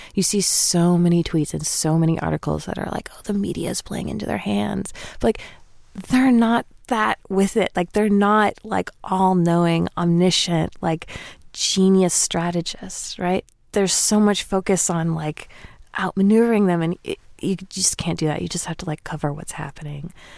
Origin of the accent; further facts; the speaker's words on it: the South, United States; I'm from the South